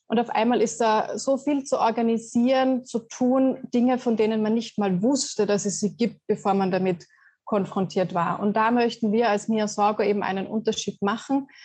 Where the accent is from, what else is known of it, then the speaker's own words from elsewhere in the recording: Austria; vielleicht ja als Österreicherin mit Skifahren aufgewachsen, ist das ja gar nicht immer so.